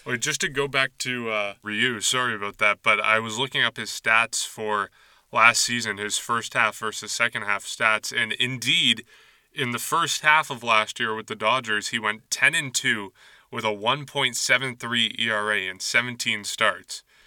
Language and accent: English; Nashua, New Hampshire, United States; my hometown of Nashua, New Hampshire